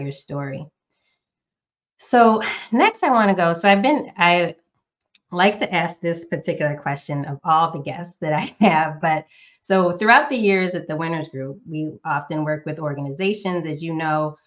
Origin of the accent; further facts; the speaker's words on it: Northeast United States, United States; now in Southern United States; I'm a current Southerner, but I was born and raised in the Northeast United States